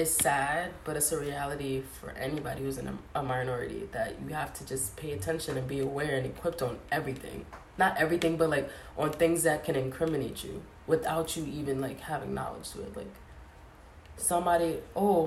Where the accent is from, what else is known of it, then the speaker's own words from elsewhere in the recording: United States; I'm American